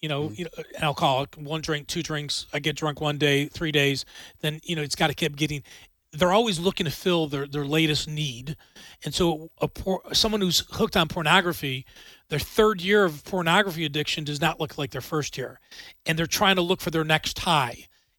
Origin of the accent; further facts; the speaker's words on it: Buffalo, New York, United States; I don't want that in my hometown of Buffalo, New York